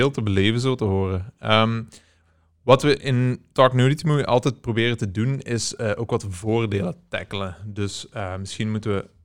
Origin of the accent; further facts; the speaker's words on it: Netherlands; ik ben ook wel een Nederlander